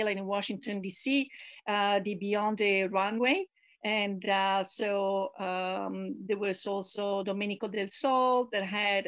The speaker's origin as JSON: {"language": "English", "town": "Rome", "region": "Lazio", "country": "Italy", "said": "I'm from Rome"}